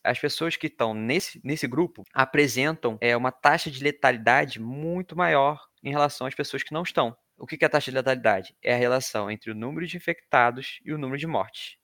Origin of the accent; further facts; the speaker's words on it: Rio de Janeiro, Brazil; moved away; sou natural do Rio de Janeiro